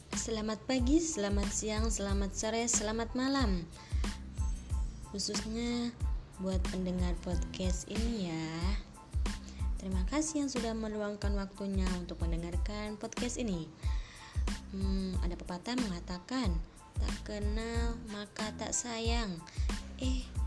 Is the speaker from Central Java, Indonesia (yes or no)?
no; Serang, Banten, Indonesia; moved away as an adult; now in Tunisia; Lahir di Serang, dua puluh enam April dua ribu